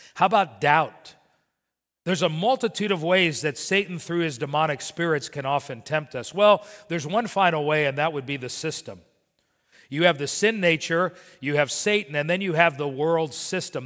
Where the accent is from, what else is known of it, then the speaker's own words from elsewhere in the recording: Miami, Florida, United States; growing up in Miami, I would work for my father